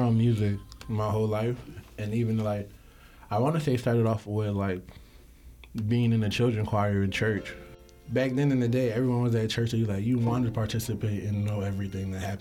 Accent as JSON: {"language": "English", "region": "New York", "country": "United States", "also_born_or_lived": "Los Angeles / Atlanta", "moved": "yes", "lives_now": "Troy, United States", "said": "I'm from New York, but I lived in L.A. and Atlanta"}